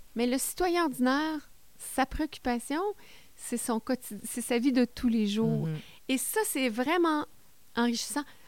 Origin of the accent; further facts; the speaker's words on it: Baie-Comeau, Quebec, Canada; moved away as an adult; now in Témiscamingue, Canada; Je viens de la Côte-Nord. Je viens de Bécomo.